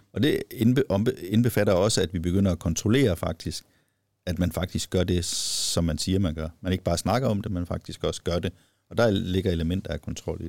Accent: Viborg, Central Denmark Region, Denmark; jeg kommer selv fra Viborg

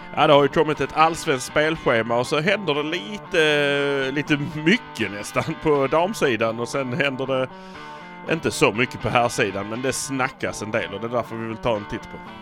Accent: Malmö, Skåne, Sweden; vi är från Malmö

